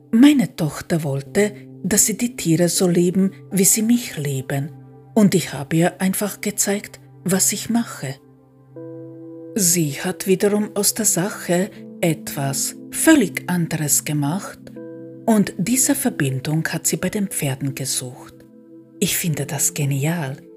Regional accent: Croatia; first language hr; German is a second language; now in Austria; Mit Kroatisch hatte ich gar keine Probleme. Natürlich nicht. Das ist meine Muttersprache. Und mit Deutsch auch nicht, da ich als kleines Kind in Österreich gelebt habe.

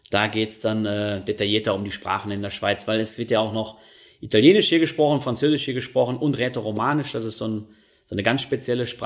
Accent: North Rhine-Westphalia, Germany; weil da, wo, wo ich herkomme aus NRW, da hat man eigentlich Tram, den Begriff hat man da nicht äh, verwendet, da sagt man eigentlich Straßenbahn.

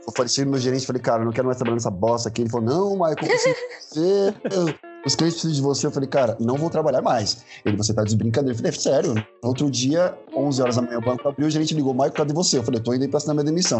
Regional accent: São Paulo, Brazil; nasci em favela em São Paulo

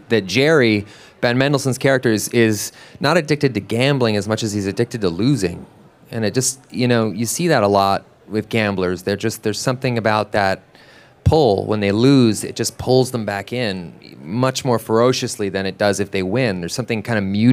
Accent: Vancouver, British Columbia, Canada; I'm from Vancouver as well

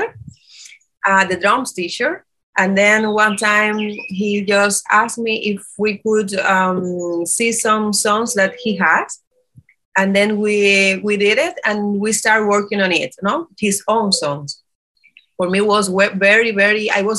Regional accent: Santiago de Cuba, Cuba; now in Curaçao; I'm from Cuba, Santiago de Cuba

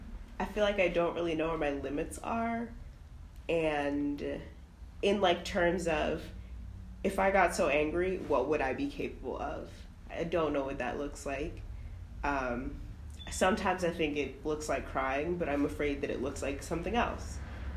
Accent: Jamaica; I'm Jamaican. That's another thing very important to my identity.

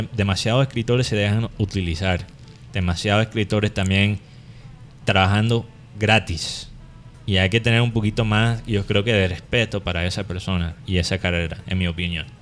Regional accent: Caribbean coast, Colombia

